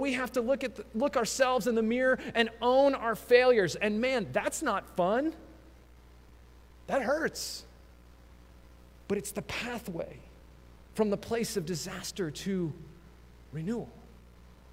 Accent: Colorado, United States; growing up in Colorado

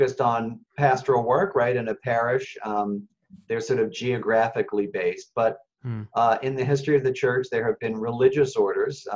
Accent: Philadelphia, Pennsylvania, United States; also born or lived in Kenya; I was born in Philadelphia

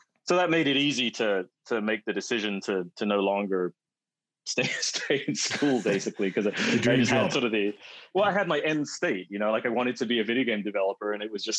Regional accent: United Kingdom; moved away as an adult; also born or lived in Manchester; now in West Coast, United States; my British roots

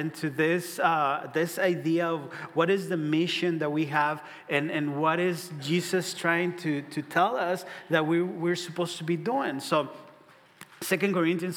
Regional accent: Ciudad Juárez, Chihuahua, Mexico; now in Omaha, United States; I'm from Ciudad Juarez, border city with El Paso, Texas. So if you think of El Paso, just look a little bit down, and that's going to be Juarez right there. So I was born there. I moved to Omaha.

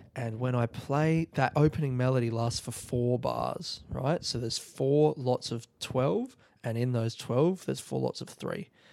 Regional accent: South Australia, Australia; moved away; I'm in South Australia and it's, like, home.

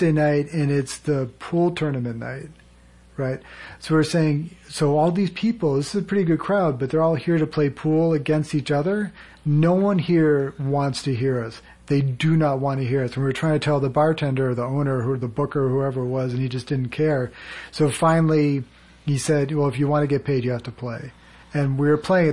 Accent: Needham, Massachusetts, United States; I grew up outside of Boston.

